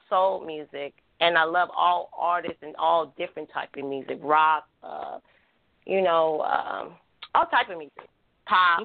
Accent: Oakland, California, United States; also born or lived in Milwaukee; I'm from the same hometown she's from, from North Oakland

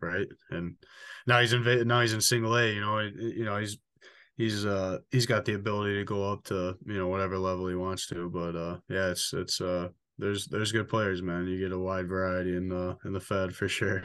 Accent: Richmond, Michigan, United States; the last twenty-four years of my life, um, went to Richmond Elementary, middle, and high school

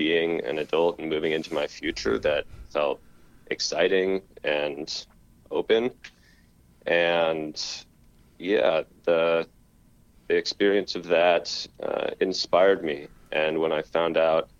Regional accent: Vashon, Washington, United States; I grew up on Vashon Island, which is a pretty small community in the Pacific Northwest.

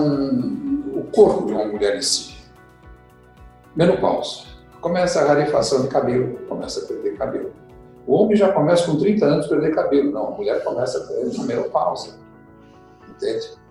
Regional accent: São Paulo, Brazil; also born or lived in Curitiba; eu nasci aqui em São Paulo, fiquei em São Paulo até ir para Curitiba

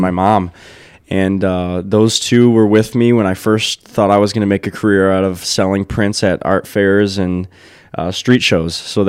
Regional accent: Brownstown, Michigan, United States; also born or lived in Wyandotte; I grew up downriver. I was born in Wyandotte, and my parents moved to Brownstown when I was younger.

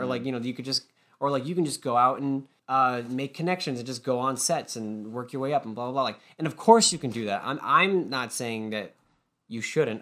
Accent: Massachusetts, United States; also born or lived in Savannah, Georgia; I am from Massachusetts, but I went to school and for two years in Savannah, Georgia

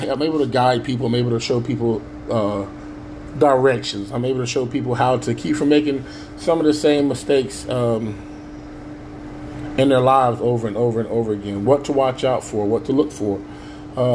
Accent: Avon Park, Florida, United States; also born or lived in Chicago, Illinois / Gary, Indiana / Lamoni, Iowa; Until I was about six, I lived in Gary, Indiana. And then me and my mother decided to travel on down to the south of good old Avon Park, Florida.

